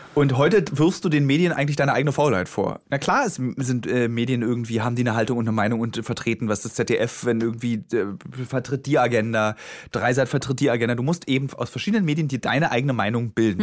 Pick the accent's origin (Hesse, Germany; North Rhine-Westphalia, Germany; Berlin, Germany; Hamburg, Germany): Berlin, Germany; born or raised there